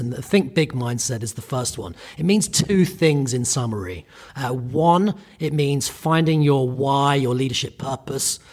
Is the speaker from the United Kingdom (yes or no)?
yes; United Kingdom; I'm Irish Italian. I grew up in the U K. So I'm a, I'm British.